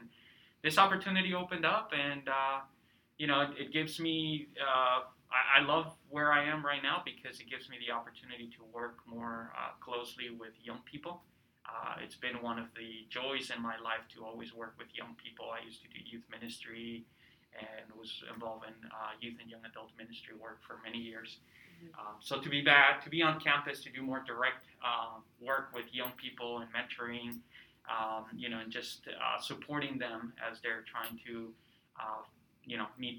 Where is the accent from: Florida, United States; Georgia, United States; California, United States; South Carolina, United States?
California, United States; also born or lived in Peru; So I'm originally from Peru. I came to the United States when I was about 12 years old. And grew up in Southern California, sunny Southern California. I lived in California for about 15 years, went to undergrad at Loyola Marymount